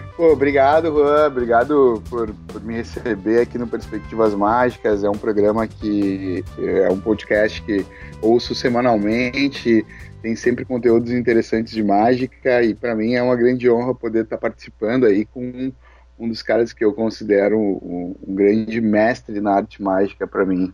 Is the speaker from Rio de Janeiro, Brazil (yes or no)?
no; Alvorada, Rio Grande do Sul, Brazil; eu sou de Alvorada, eu vim numa, numa comunidade carente